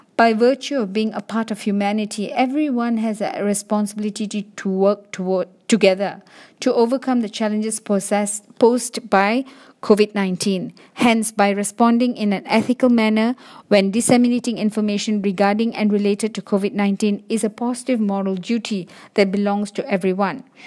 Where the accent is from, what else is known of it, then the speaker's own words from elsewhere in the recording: Malaysia; As a Malaysian